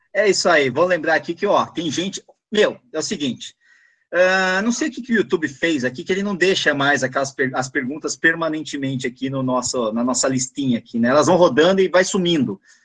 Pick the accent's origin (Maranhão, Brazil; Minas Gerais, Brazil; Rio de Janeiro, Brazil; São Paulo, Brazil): São Paulo, Brazil; São Bernardo do Campo; Eu sou de São Bernardo